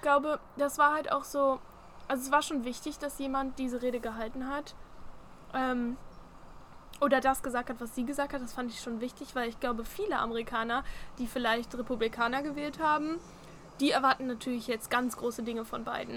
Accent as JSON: {"language": "German", "country": "Germany", "said": "Als Deutscher"}